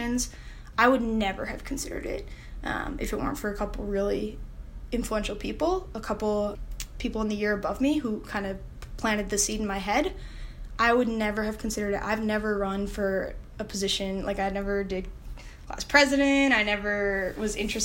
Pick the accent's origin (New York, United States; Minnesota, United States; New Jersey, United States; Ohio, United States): New York, United States; upstate; moved away as an adult; also born or lived in Notre Dame, Indiana; now in Indianapolis, United States; I'm from upstate New York originally